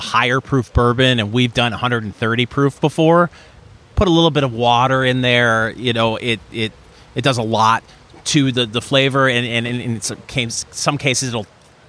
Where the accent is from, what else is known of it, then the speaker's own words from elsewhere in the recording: Saginaw, Michigan, United States; Oh, very nice. Shout out to my hometown.